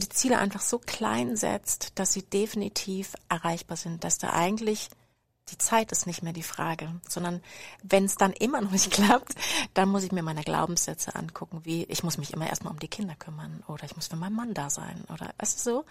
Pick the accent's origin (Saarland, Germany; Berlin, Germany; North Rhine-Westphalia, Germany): Berlin, Germany; moved away as an adult; also born or lived in former GDR; now in Freiburg, Germany; Ich bin eigentlich Berlinerin